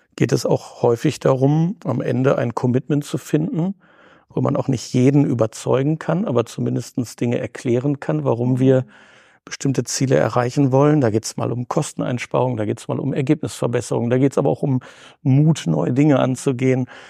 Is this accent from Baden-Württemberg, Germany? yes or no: no; Bielefeld, North Rhine-Westphalia, Germany; bin in Bielefeld zur Schule gegangen, bin hier geerdet und fühle mich als Ostwestfale wie in Bielefeld heimisch.